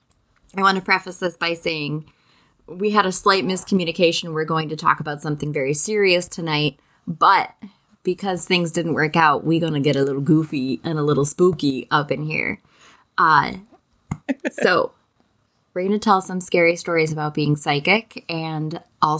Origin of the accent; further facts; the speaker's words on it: Oakfield, New York, United States; now in Virginia Beach, United States; I grew up in Oakfield, New York, which is like a tiny, tiny, tiny town in Genesee County